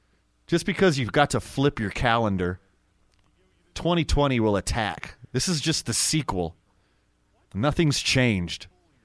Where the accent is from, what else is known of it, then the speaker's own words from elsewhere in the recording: the South, United States; now in Albuquerque, United States; I'm from the South